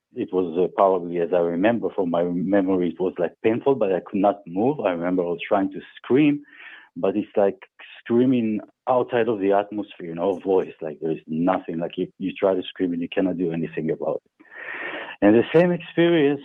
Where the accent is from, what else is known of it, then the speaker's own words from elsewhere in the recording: Germany; I grew up in Germany, in the countryside, in the deep countryside